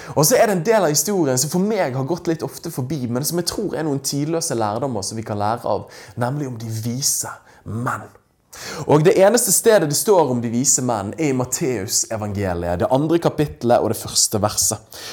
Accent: Norway; her hjemme i Norge

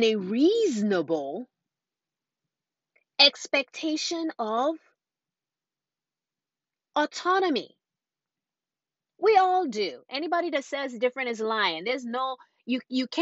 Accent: Nigeria; growing up in Nigeria as a young girl

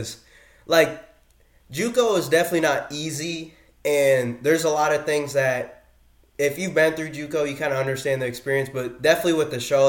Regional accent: Iowa, United States; I'm originally from Iowa

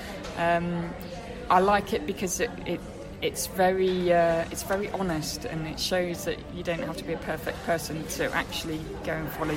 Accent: Midlands, United Kingdom; now in Sussex, United Kingdom; I'm not from Sussex originally, I'm from the Midlands.

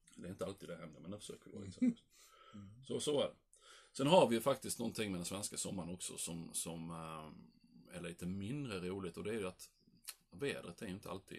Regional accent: Sweden; vi svenskar

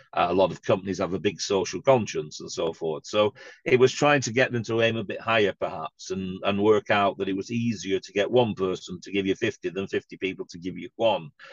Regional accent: Blackburn, North West England, United Kingdom; I'm from Blackburn myself

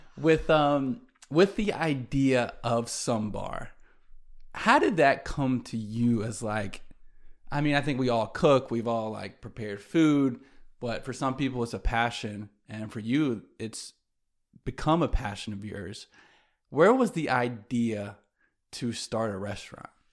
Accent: Greenville, South Carolina, United States; also born or lived in New York / Atlanta; growing up in Greenville, I had my community of still my best friends to this day

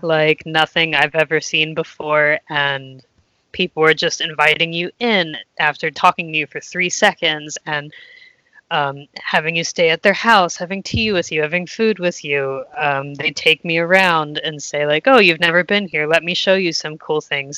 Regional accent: United States; moved away as an adult; I'm from the United States

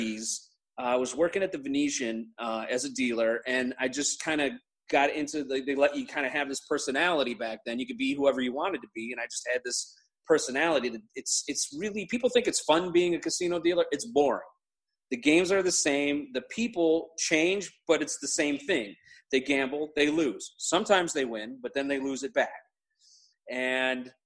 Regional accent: Chicago, Illinois, United States; I grew up in Chicago area, the suburbs of Chicago

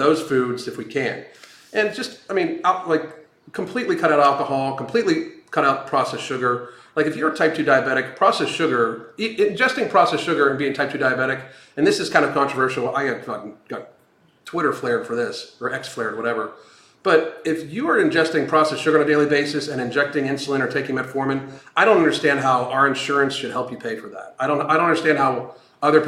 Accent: Pittsburgh, Pennsylvania, United States; I grew up in Pittsburgh, so the Pittsburgh Steelers were, like, literally ingrained into you.

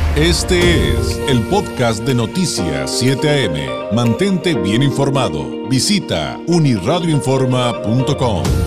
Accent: Mexico; los mexicanos particularmente los mexicanos

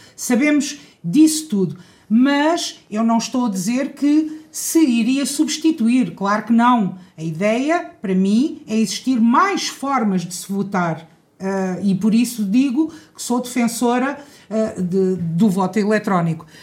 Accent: Cartaxo, Santarém District, Portugal; nasci no Cartaxo, fui estudar para fora e, e resolvi regressar para, para a minha terra, estabelecer-me aqui

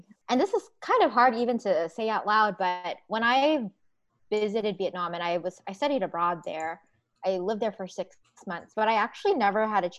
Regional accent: United States; I am American and was born in the United States.

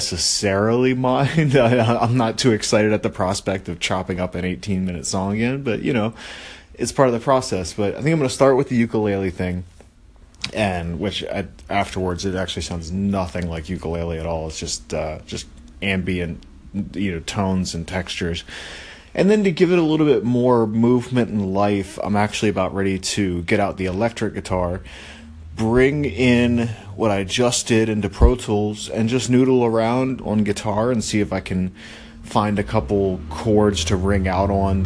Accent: Maryland, United States; I grew up with him in Maryland.

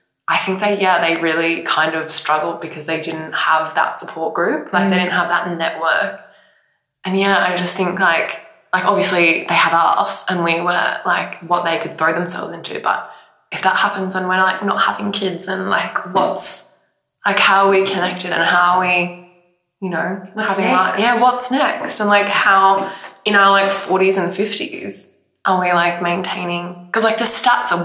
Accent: Queensland, Australia; we grew up in Queensland

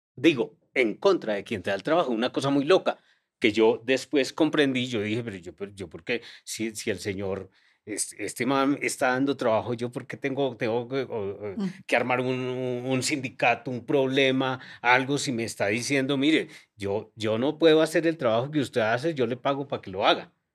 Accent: Montería, Córdoba, Colombia; moved away; also born or lived in Medellín; mi infancia no fue en Medellín, mi infancia fue en Montería

